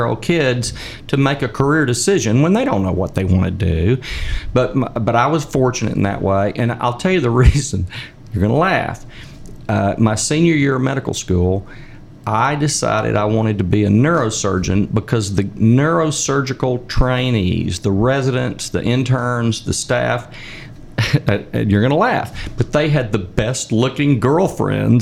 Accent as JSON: {"language": "English", "region": "South Arkansas", "country": "United States", "tie": "born or raised there", "said": "I was raised in South Arkansas"}